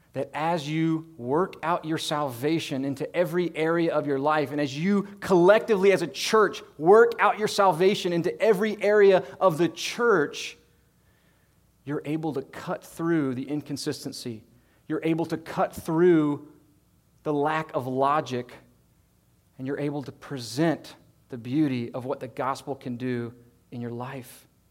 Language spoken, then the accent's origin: English; United States; as an American Christian